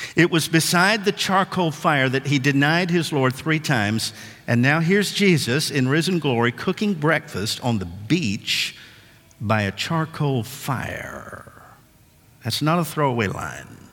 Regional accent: West Tennessee, United States; my dad and I grew up fishing in West Tennessee

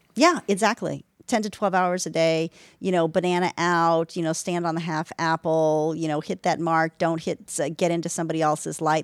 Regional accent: London, United Kingdom; I grew up in London

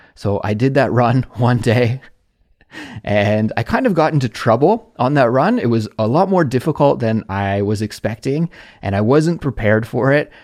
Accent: Canada; moved away as an adult; now in South Korea; a Canadian living abroad in South Korea

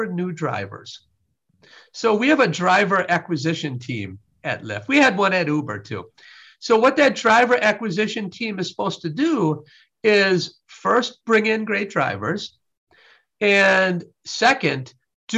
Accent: Wisconsin, United States; I was raised in Wisconsin

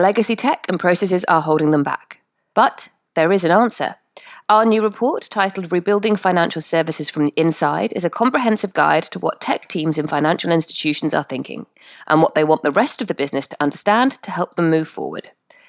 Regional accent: United Kingdom; I'm very British like that.

